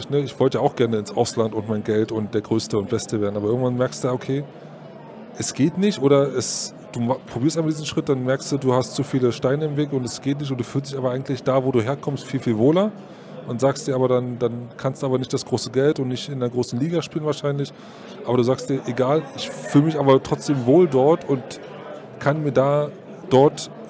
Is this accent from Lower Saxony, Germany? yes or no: no; Berlin, Germany; Ich bin Berliner, bin da groß geworden ne?